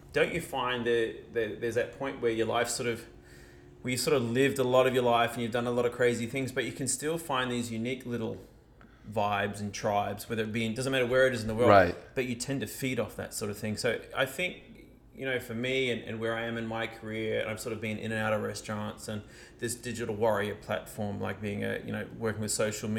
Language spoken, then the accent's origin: English; New Zealand; but I shared with him, no, I'm actually from New Zealand.